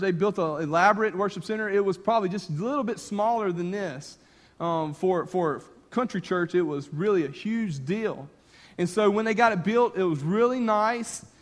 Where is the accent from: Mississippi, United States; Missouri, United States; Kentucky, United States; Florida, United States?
Mississippi, United States; north of Clinton, Louisiana; I grew up on the Mississippi Louisiana state line just north of Baton Rouge, north of Clinton, Louisiana. But I lived on the Mississippi side